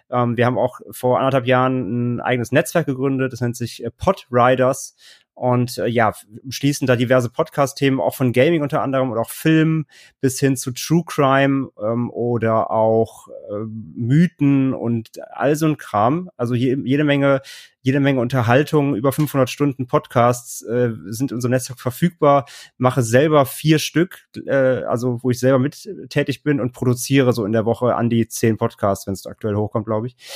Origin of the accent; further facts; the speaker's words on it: Cologne, North Rhine-Westphalia, Germany; now in Hamburg, Germany; Ich komme eigentlich so aus dem Kölner Raum, äh, 2012 nach Hamburg gezogen